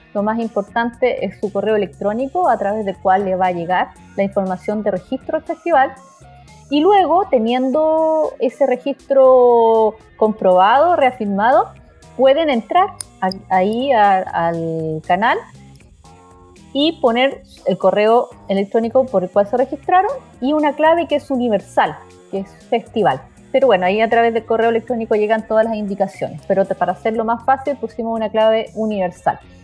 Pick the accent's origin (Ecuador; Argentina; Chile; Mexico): Chile